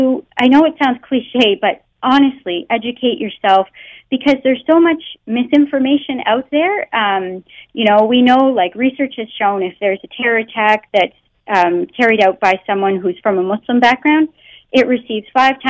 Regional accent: Canada; born or raised there; first language English

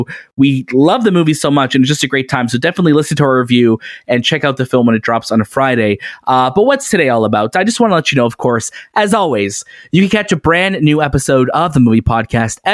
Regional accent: Toronto, Ontario, Canada; we're from Toronto

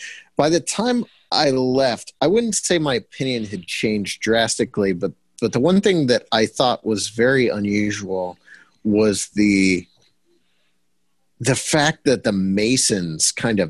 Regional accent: Bolivar, Ohio, United States; I grew up in Bolivar, Ohio.

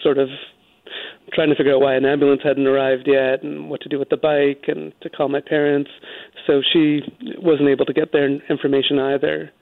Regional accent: Vancouver, British Columbia, Canada; now in New York, United States; I live in New York. I grew up in Vancouver.

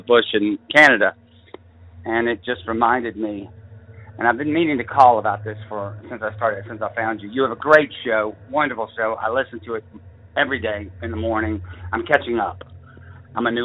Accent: Savannah, Georgia, United States; now in southern Appalachians, United States; I was raised in Savannah, Georgia, and we were in the mountains. I live here in the mountains now

